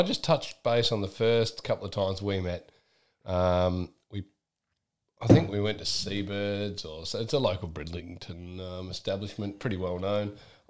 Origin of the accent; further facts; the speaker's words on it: Australia; now in United Kingdom; as an Australian coming to the UK